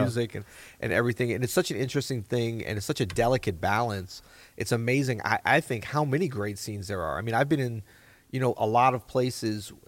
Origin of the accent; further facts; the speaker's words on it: New Orleans, Louisiana, United States; moved away; I still kinda feel like it's my hometown